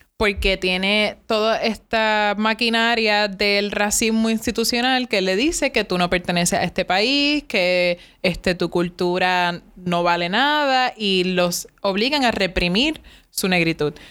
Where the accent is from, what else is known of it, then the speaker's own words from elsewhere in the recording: Cabo Rojo, Puerto Rico; yo soy de Cabo Rojo